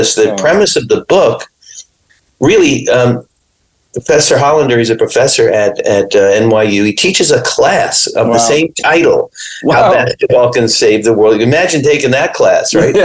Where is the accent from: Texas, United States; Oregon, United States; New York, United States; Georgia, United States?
New York, United States; I grew up in New York. I used to, you know, play playground basketball.